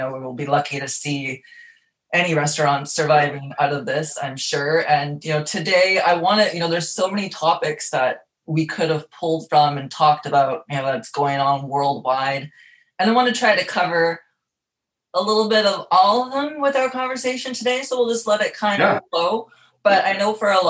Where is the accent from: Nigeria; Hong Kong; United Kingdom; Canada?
Canada; Dauphin, Manitoba; also born or lived in Sifton, Manitoba; now in Marina Del Rey, United States; I am originally from Dauphin, Manitoba